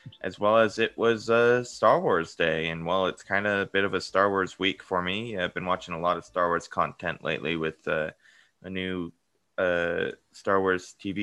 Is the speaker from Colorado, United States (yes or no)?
yes; Colorado, United States; being from Colorado